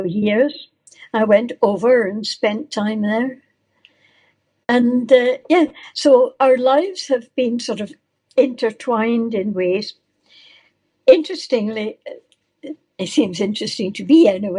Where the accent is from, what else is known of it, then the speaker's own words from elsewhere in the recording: Falkirk, Scotland, United Kingdom; also born or lived in Edinburgh; now in Largs, United Kingdom; I was born in Falkirk. My father was in the library, and my parents were elderly, really. But I had a very good childhood.